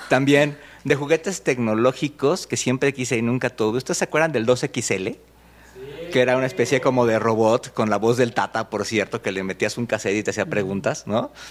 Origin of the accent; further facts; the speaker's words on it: Mexico; aquí en México